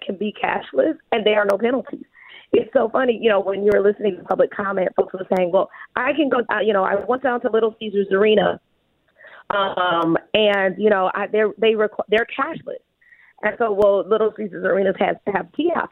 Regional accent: Detroit, Michigan, United States; I'm from the Detroit West Side

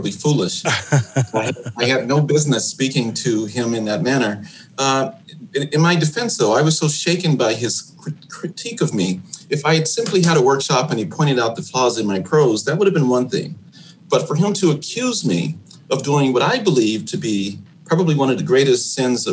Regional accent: Chicago, Illinois, United States; my experiences growing up on the South Side of Chicago.

